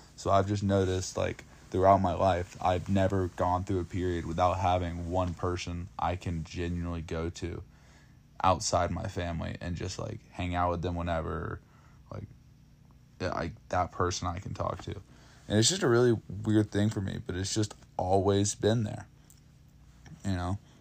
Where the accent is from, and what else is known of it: Dawsonville, Georgia, United States; born or raised there